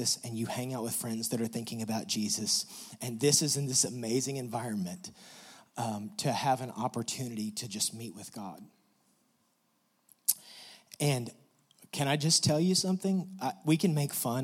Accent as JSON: {"language": "English", "region": "West Texas", "country": "United States", "said": "we're from West Texas, and you have to drive a really long way to get out of West Texas"}